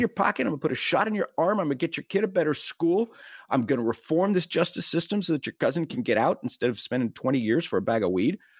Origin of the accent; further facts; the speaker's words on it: Texas, United States; I'm from Texas